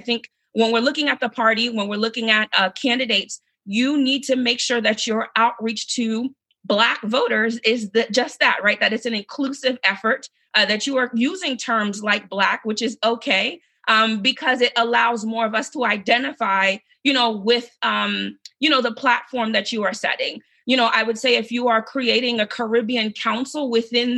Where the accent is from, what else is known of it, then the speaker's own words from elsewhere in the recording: Asbury Park, New Jersey, United States; moved away as an adult; now in Maryland, United States; I am based in Maryland, but grew up, born and raised in New Jersey in a large Haitian community in Asbury Park